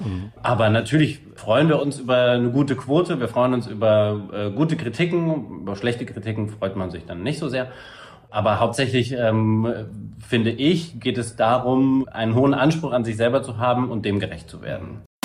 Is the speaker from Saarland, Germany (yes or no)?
yes; Saarbrücken, Saarland, Germany; moved away; also born or lived in Völklingen; aufgewachsen bin ich dann in alten Kessel zwischen Völklingen und Saarbrücken